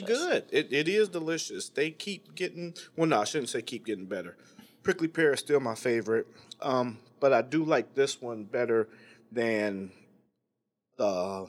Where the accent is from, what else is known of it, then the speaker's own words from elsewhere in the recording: Midwest, United States; I mean, I'm from the Midwest as well, so I didn't know like a bunch of tan kids